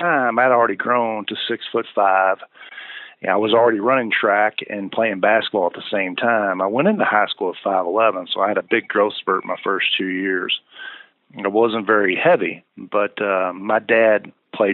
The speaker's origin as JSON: {"language": "English", "town": "Louisville", "region": "Kentucky", "country": "United States", "tie": "born or raised there", "said": "my hometown of Louisville."}